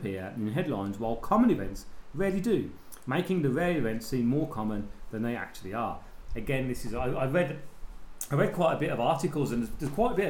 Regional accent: England, United Kingdom; I'm English and because we're ignorant, we don't speak any other language.

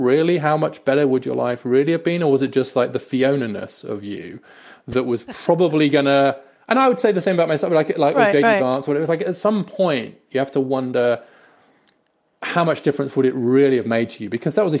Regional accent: Peterborough, East of England, United Kingdom; But then, so I grew up in Peterborough, which is a new town, and my mom was the nurse at the former grammar school, which was the cathedral school in Peterborough, right?

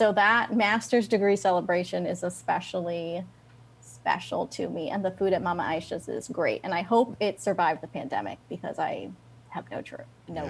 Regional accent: the South, United States; now in Chicago, United States; given that I am born and raised in the South. Who knew I would end up like working with the Puerto Rican community in Chicago?

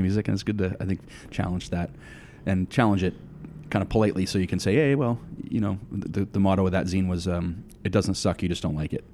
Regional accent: Litchfield, New Hampshire, United States; also born or lived in Hudson, New Hampshire; I grew up in, uh, southern New Hampshire

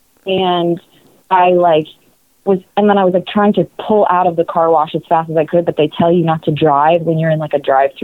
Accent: New Jersey, United States; I'm from Jersey

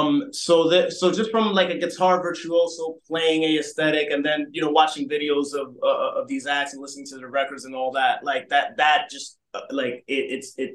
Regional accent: New York City, New York, United States; me growing up in the Bronx, New York

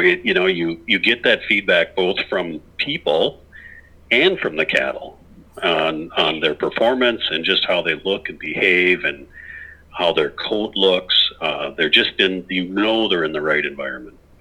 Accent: Clearwater, Minnesota, United States; the farm that I grew up on by in Clearwater, Minnesota

